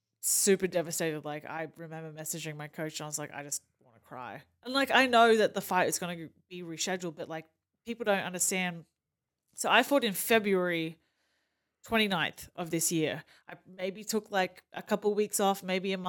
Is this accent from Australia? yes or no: yes; Australia; accent: Australian; moved away as an adult; now in Kansas City, United States; by the accent, I'm Australian